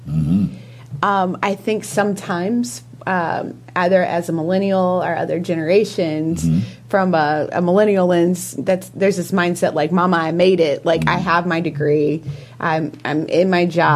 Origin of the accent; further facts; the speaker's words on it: United States; I grew up in Hamilton County